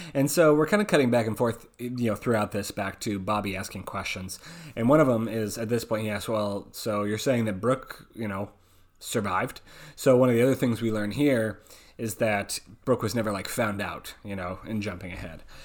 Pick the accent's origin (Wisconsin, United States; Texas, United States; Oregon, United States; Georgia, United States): Oregon, United States; that's my my home state